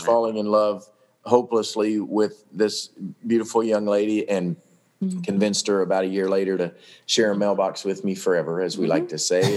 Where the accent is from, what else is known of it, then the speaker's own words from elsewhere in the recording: Paducah, Kentucky, United States; Olivet Baptist Church, where I grew up in in Paducah